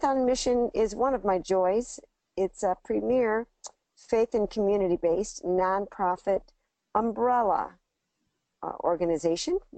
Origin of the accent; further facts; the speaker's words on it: Detroit, Michigan, United States; I grew up in the Detroit area